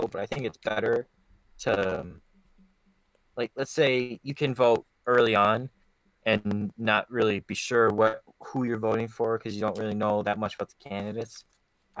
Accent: United States

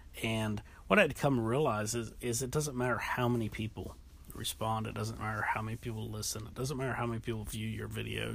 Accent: North Carolina, United States; also born or lived in Ohio; being in North Carolina, going to school in North Carolina, a lot of the history stuff that we learned in the earlier grades was local history

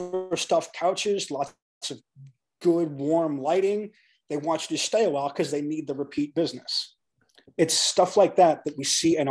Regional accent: Detroit, Michigan, United States; moved away; I'm a city kid. I grew up in Detroit.

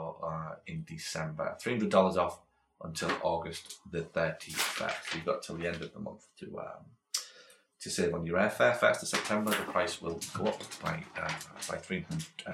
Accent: United Kingdom; moved away as an adult; also born or lived in Australia; now in United States; I'm from Britain. I've been brought up in Britain

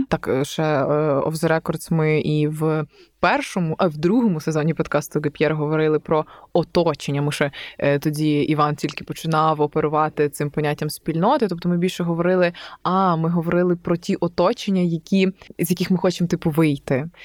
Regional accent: Novoyavorivsk, Lviv Oblast, Ukraine; also born or lived in Galicia; я там з Новоябрівська

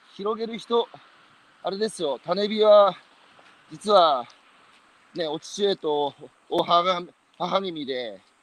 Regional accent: Iwate, Japan; 僕のふるさとは岩手

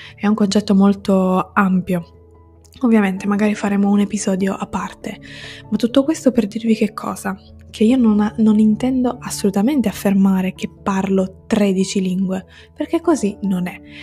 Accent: Sicily, Italy; first language Italian and Sicilian; now in Turin, Italy; sono siciliana, vivo a Torino

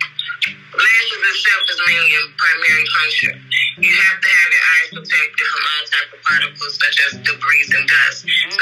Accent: Chicago, Illinois, United States; I am from Chicago, Illinois, born and raised.

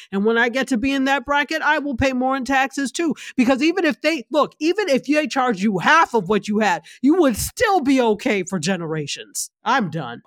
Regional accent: New York, United States; now in Florida, United States; New York State, which is my home state

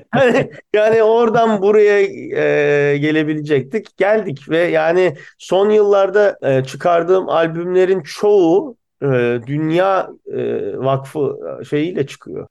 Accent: Bursa, Turkey; now in Boston, United States; gençliğinde Bursa'da büyümüş adamım

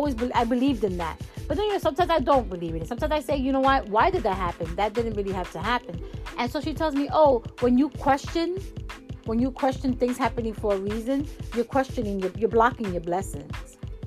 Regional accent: New York, United States; I mean, like I said, I'm a New Yorker, and we don't really go out and do that.

